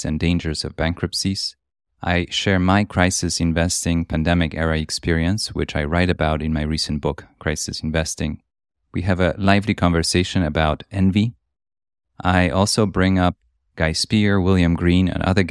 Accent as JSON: {"language": "English", "country": "Poland", "tie": "born or raised there", "also_born_or_lived": "Europe", "moved": "yes", "said": "I was born in Poland, and then I went to schools around Europe"}